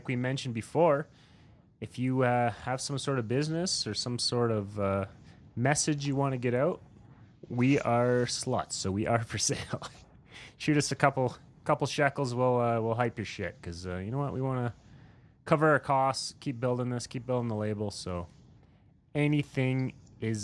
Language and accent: English; rural Saskatchewan, Canada; I grew up in rural Saskatchewan